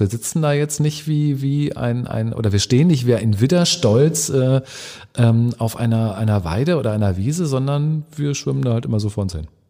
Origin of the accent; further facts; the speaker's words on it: near Hanover, Lower Saxony, Germany; moved away as an adult; also born or lived in Cologne; now in Hamburg, Germany; ich bin in der Nähe von Hannover groß geworden, also ich bin Norddeutsch